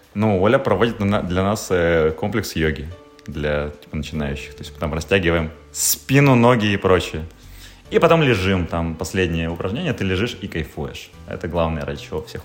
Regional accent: the North, northern Russia, Russia; мы с севера

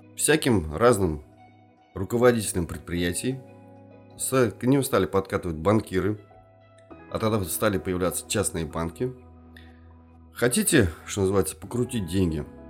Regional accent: Kazan, Tatarstan, Russia; also born or lived in Yelabuga; мы не москвичи, мы казанцы

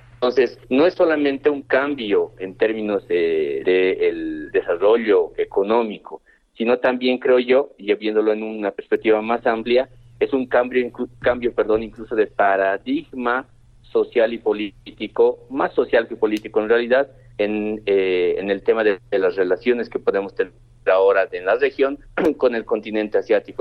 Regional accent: Bolivia

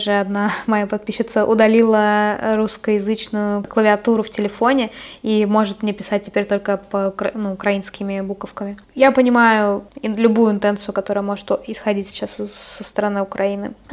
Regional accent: Russia; они прекрасно знают, что я из России

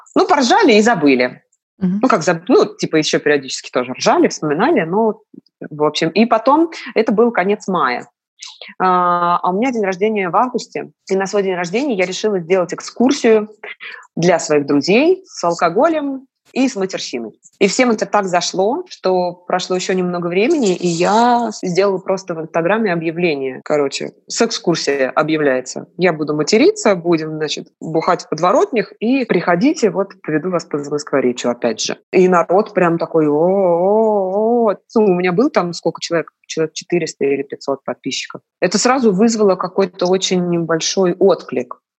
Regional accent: Moscow, Russia; я москвичка. Мой отец тоже москвич. Мама у меня родилась в Пятигорске. Вот. Но я себя как бы, ну, ощущаю полноценным таким московским детем

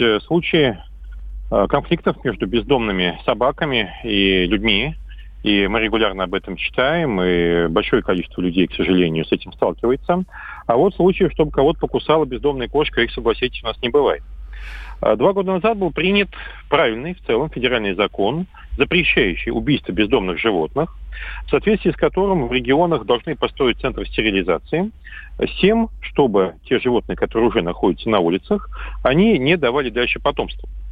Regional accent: Astrakhan, Astrakhan Oblast, Russia; моего родного города Астрахани

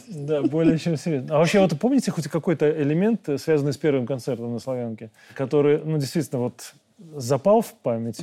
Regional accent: Belarus; мы, белорусы

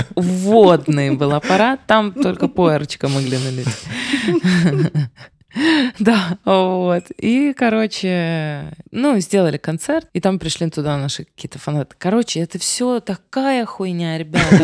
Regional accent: Odesa, Odesa Oblast, Ukraine; moved away; я одесситка

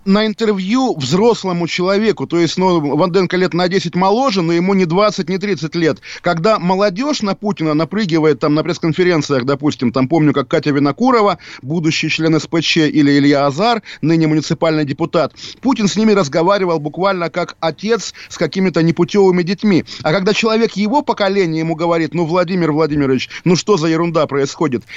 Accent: Russia; я русский, я русский человек

